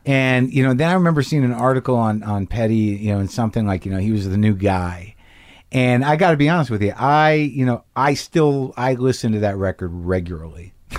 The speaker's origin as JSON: {"language": "English", "town": "Albuquerque", "region": "New Mexico", "country": "United States", "tie": "born or raised there", "moved": "yes", "said": "I'll be in Albuquerque, New Mexico, my hometown"}